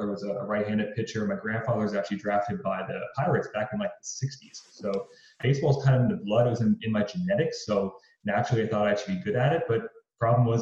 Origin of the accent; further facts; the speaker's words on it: Pottsville, Pennsylvania, United States; now in Arizona, United States; I grew up in Northeast Pennsylvania in a little backwoods town called Pottsville.